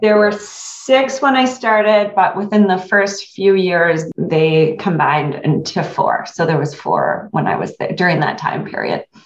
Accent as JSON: {"language": "English", "town": "Quincy", "region": "Michigan", "country": "United States", "tie": "born or raised there", "said": "I grew up in Quincy, Michigan, which is a town of about 1,200 people"}